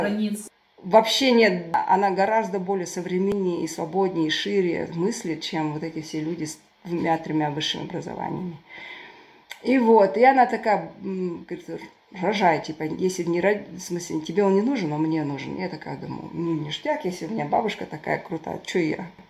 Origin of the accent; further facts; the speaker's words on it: Turkestan, Turkistan Region, Kazakhstan; now in United Kingdom; Я родилась в Туркестане, супер традиционной семье, консервативной, патриархальной